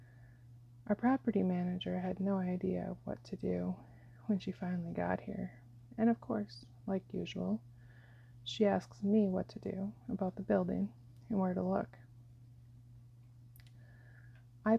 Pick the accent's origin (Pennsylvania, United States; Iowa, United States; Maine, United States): Iowa, United States; Iowa and Wisconsin, United States; moved away; I grew up in Iowa and Wisconsin